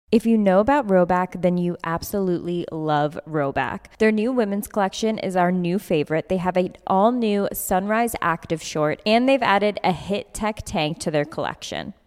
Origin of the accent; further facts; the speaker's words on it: Albany, New York, United States; I'm Italian and from Albany